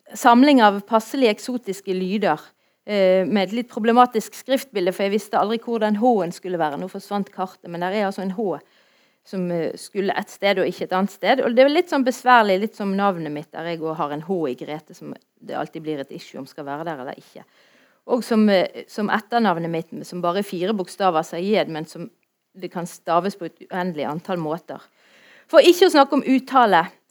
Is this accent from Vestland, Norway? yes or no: yes; Bergen, Vestland, Norway; jeg er fra Ytre Sandviken, så jeg sier det sånn som det, vi gjør det